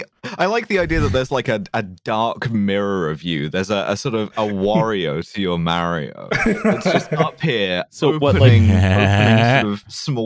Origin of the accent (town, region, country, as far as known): Glasgow, Scotland, United Kingdom; born or raised there